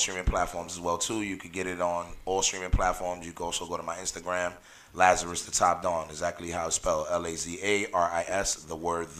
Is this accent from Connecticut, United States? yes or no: no; New York City, New York, United States; I'm from the Bronx